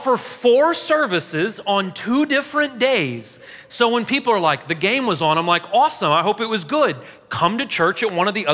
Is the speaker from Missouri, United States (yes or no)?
yes; St. Louis, Missouri, United States; now in Murfreesboro, United States; I'm from St. Louis